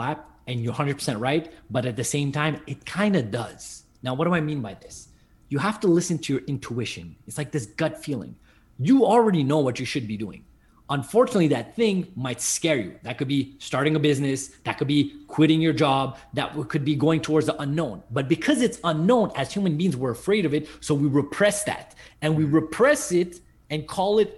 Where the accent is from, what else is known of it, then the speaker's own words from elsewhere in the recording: Montreal, Quebec, Canada; I'm from Montreal, Canada